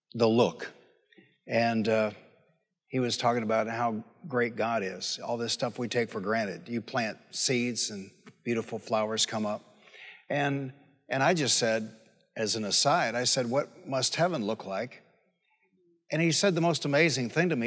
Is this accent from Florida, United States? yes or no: no; Detroit, Michigan, United States; I grew up in Detroit